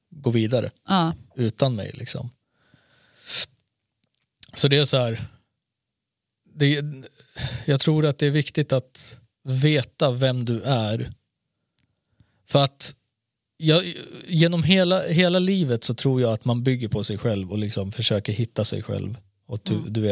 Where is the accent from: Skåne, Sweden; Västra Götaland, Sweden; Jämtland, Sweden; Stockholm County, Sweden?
Skåne, Sweden; Malmö; mannen, jag är från